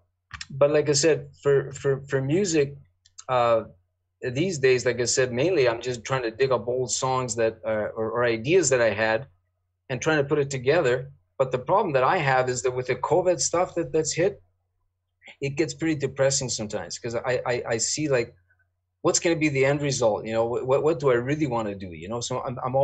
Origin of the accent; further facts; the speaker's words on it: Kitimat, British Columbia, Canada; also born or lived in Toronto; now in Vancouver, Canada; I grew up in Kitimat up north